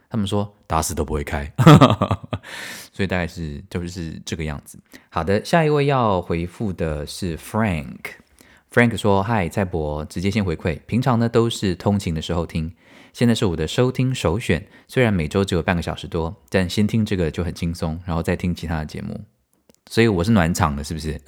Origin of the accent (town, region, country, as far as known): Taiwan; also born or lived in Tainan